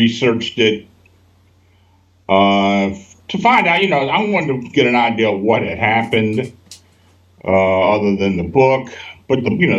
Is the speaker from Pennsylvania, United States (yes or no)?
yes; Hanover, Pennsylvania, United States; moved away as an adult; also born or lived in Baltimore, Maryland; I was born and raised in Hanover, and I moved away from there after I got out of high school, lived down in Baltimore around 40 years, and I just moved back